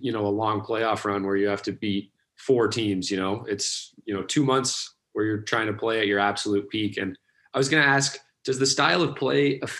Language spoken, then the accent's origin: English; Colorado, United States; I'm from Colorado.